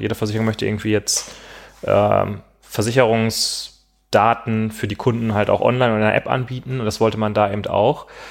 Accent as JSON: {"language": "German", "town": "Gladbeck", "region": "North Rhine-Westphalia", "country": "Germany", "moved": "yes", "said": "Ich komme ja aus Gladbeck"}